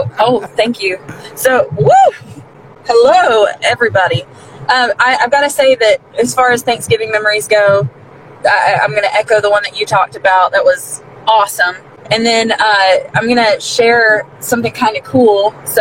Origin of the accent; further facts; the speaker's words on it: the South, United States; growing up in the South